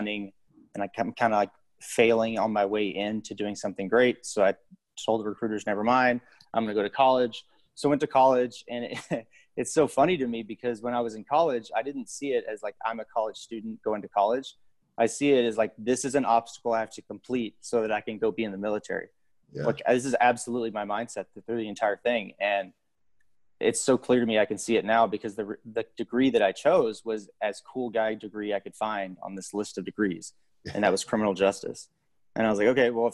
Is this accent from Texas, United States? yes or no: yes; Dallas-Fort Worth area, Texas, United States; I grew up in Texas in the Dallas-Fort Worth area. Went to high school there